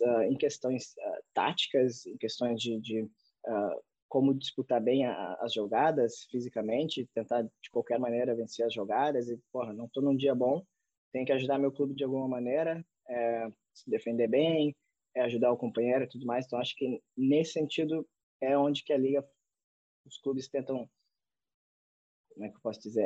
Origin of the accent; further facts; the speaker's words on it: Brazil; moved away as an adult; now in Finland; tendo passaporte brasileiro, sendo brasileiro